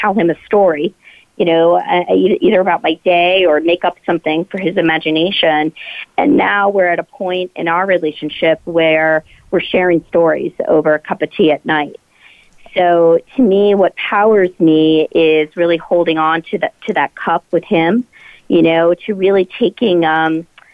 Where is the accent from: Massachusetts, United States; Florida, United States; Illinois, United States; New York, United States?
New York, United States; I'm here in New York, my hometown